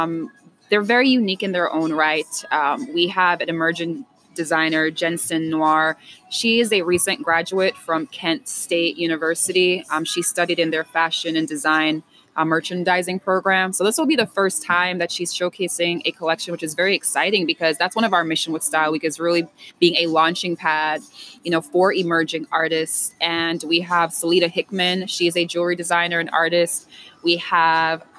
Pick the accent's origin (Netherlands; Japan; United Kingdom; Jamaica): Jamaica; also born or lived in New York; now in Pittsburgh, United States; I'm originally from Jamaica by ways of New York.